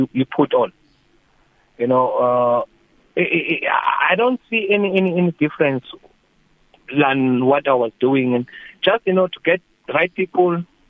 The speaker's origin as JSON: {"language": "English", "country": "South Africa", "tie": "born or raised there", "said": "I'm here in my hometown, Malasheni"}